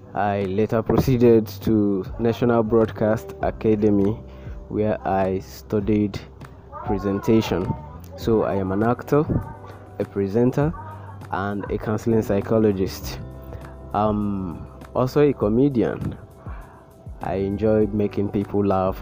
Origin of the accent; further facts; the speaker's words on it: Abia, Nigeria; I'm from Abia State